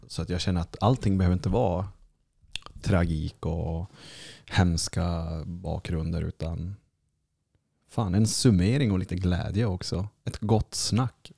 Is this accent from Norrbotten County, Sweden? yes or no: yes; Kiruna, Norrbotten County, Sweden; moved away; nu när man är hemma i Kiruna